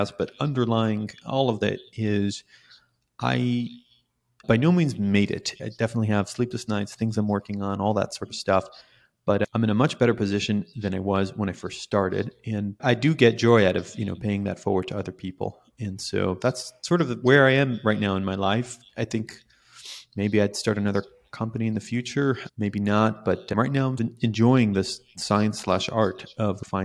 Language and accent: English; Jerusalem, Jerusalem District, Israel; moved away as an adult; now in California, United States; So I was born in Israel, in Jerusalem, Israel, which is not even the cool city of Israel that everyone talks about.